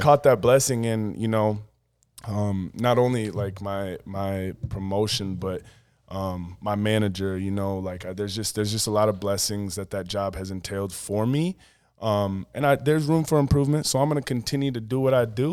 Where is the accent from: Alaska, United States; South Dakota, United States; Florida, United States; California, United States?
South Dakota, United States; Woonsocket; now in Sioux Falls, United States; I grew up in Woonsocket, seven hundred people